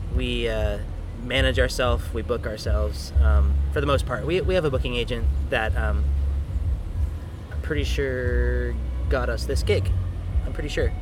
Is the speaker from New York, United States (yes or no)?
no; Riverside, California, United States; I'm from Riverside, California. I was born and raised in the orange groves over there